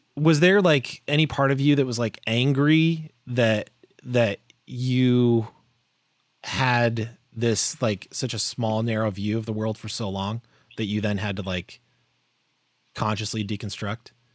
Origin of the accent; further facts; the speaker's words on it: Florida, United States; growing up in Florida, like, that's, you know, it's the South